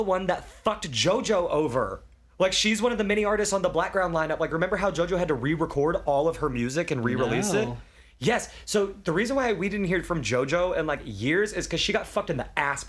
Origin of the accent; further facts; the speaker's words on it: Memphis, Tennessee, United States; moved away; I'm from Memphis